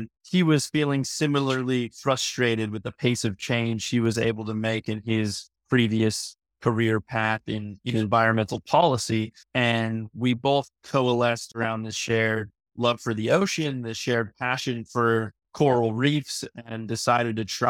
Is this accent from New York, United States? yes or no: no; San Diego, California, United States; Yeah, so I grew up in San Diego, California. I spent as much time as I could on the beach and in the waves and have a deep connection to the ocean and to nature.